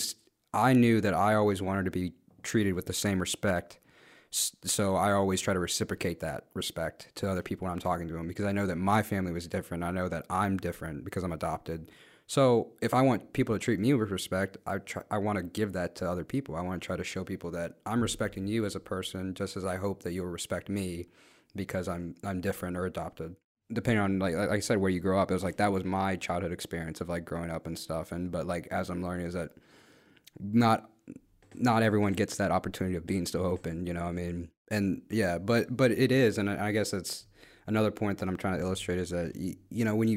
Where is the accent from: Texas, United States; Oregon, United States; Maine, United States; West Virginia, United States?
West Virginia, United States; also born or lived in Guatemala; even though I grew up in West Virginia, which is a very country state